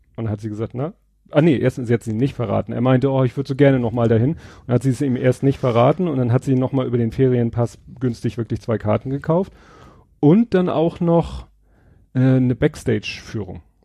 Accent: Hamburg, Germany; Als Hamburger

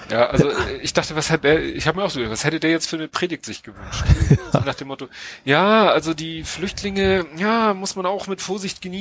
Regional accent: Hamburg, Germany; Äh, gut, wir als Hamburger mit unserer Elbphilharmonie ja, mhm. klar

